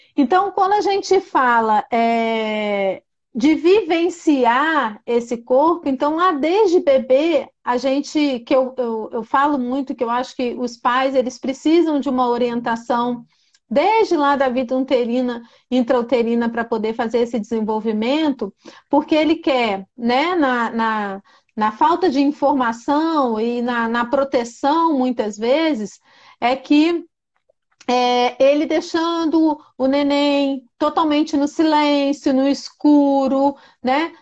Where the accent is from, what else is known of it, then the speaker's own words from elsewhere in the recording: Brasília, Federal District, Brazil; Eu sou aqui de Brasília